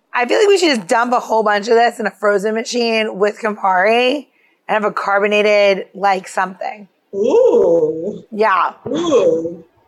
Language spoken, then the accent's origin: English; Elmont, New York, United States; I grew up in uh, Elmont